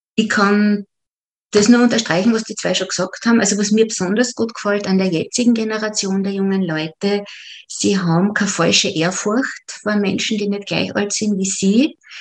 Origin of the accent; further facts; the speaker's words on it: Upper Styria, Austria; moved away as an adult; also born or lived in Vienna; now in Jerusalem, Israel; Ich komme aus der Obersteiermark, aus einem kleinen Ort.